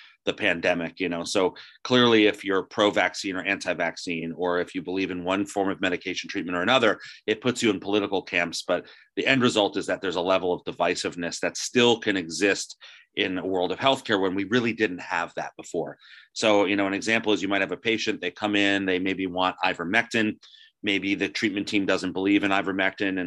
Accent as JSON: {"language": "English", "region": "New Jersey", "country": "United States", "tie": "born or raised there", "said": "I was raised in New Jersey"}